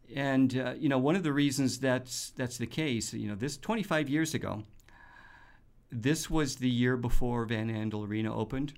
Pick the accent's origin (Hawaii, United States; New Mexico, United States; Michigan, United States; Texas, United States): Michigan, United States; Detroit; now in Grand Rapids, United States; I'm from the Detroit area, and I'm familiar with the Detroit Symphony at Meadowbrook.